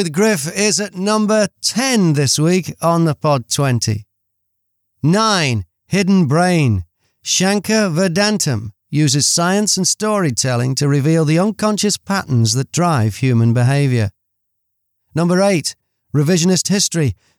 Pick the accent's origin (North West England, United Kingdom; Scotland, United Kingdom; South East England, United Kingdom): North West England, United Kingdom; the Northwest; I grew up in the Northwest, and Radio City in Liverpool used to have a classical music show on a Sunday night